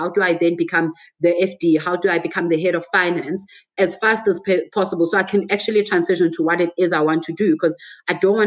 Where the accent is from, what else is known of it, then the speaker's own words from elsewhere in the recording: Johannesburg, Gauteng, South Africa; also born or lived in Botswana; I'm from Joburg